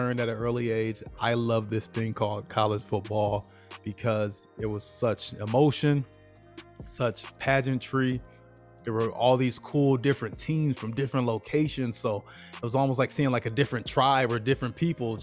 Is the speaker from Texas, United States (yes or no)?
no; Michigan, United States; I'm from Michigan